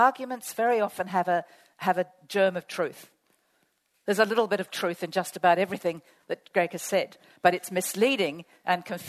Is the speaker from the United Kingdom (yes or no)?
no; Australia; I will morph from being an Australian citizen to an international public servant